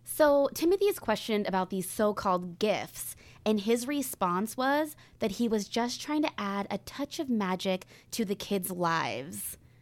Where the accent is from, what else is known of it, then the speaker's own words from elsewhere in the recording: Northern California, United States; when I was younger, growing up in Northern California